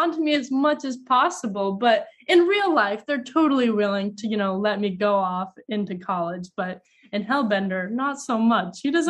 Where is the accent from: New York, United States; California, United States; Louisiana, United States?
New York, United States; New York City; also born or lived in Los Angeles; we grew up in New York City for a bit, and then it was Los Angeles, then it was the road trip for a year, then it was upstate New York, then it was back to Los Angeles